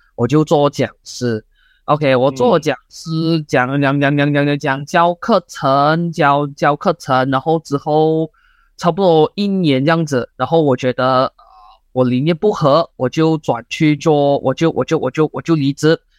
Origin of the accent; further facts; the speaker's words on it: Malaysia; 我们马来西亚的人都很喜欢讲